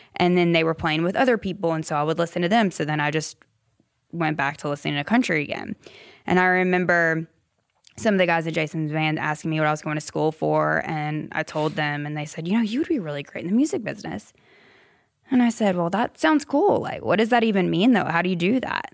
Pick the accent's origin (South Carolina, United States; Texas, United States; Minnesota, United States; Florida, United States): South Carolina, United States; Simpsonville; moved away as an adult; now in Nashville, United States; Greenville, the upstate. Simpsonville, really.